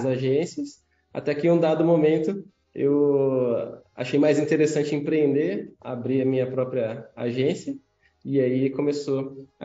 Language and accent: Portuguese; Osasco, São Paulo, Brazil; Eu sou natural de Osasco, a terra do cachorro quente.